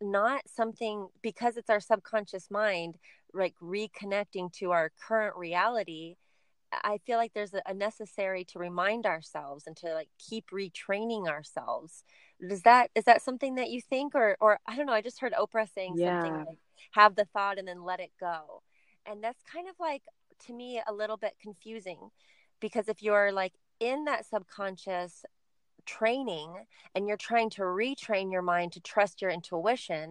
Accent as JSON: {"language": "English", "region": "California", "country": "United States", "tie": "born or raised there", "said": "the culture that I grew up in California"}